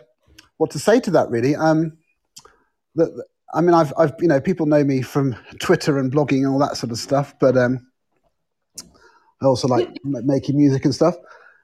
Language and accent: English; Oxford, South East England, United Kingdom; born there; also born or lived in Tehran; My brother was born in Kuwait, and my sister was born in Ethiopia, and I was born in Oxford.